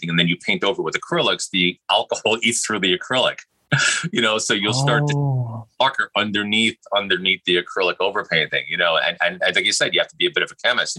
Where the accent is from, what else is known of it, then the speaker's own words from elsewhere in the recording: New York City, New York, United States; I was lucky enough to be born and raised in New York City